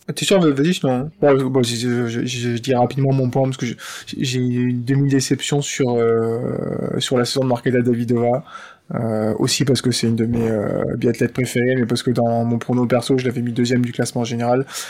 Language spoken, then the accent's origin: French; France; En tant que Français